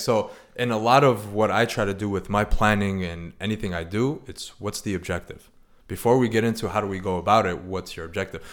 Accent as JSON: {"language": "English", "town": "Chicago", "region": "Illinois", "country": "United States", "also_born_or_lived": "Arizona", "moved": "as an adult", "lives_now": "San Diego, United States", "said": "I'm originally from Chicago."}